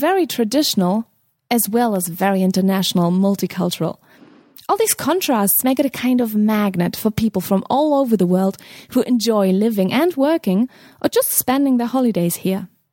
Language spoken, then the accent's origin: English; Berlin, Germany; my hometown Berlin